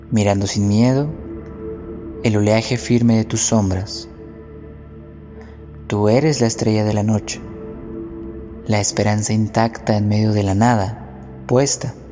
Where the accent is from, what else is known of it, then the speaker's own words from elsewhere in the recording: Mexico City, Mexico; tengo 22 años. Soy de Tláhuac, Ciudad de México.